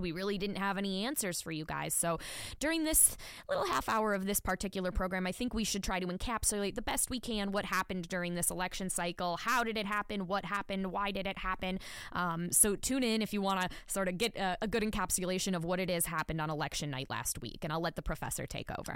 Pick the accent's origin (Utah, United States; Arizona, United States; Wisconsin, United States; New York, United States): Wisconsin, United States; now in Nevada, United States; my home state of Wisconsin